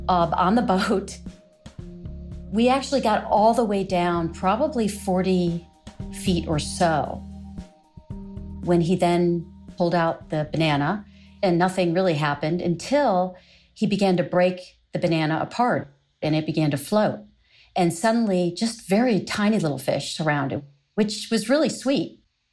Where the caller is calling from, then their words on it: Arlington, Virginia, United States; I'm calling from Arlington, Virginia.